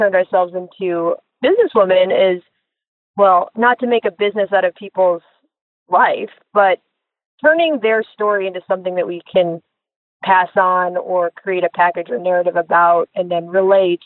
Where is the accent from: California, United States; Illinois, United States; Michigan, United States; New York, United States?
Illinois, United States; Chicago; Chicago's home. It's where I was born and raised.